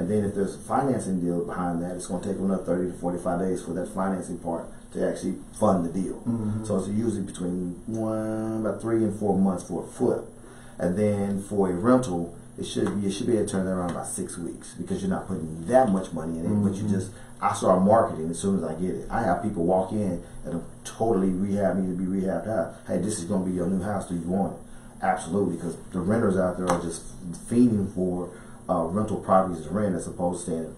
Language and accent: English; Kentucky, United States; also born or lived in Dallas; I'm originally from Dallas, but I lived in Kentucky my formative years.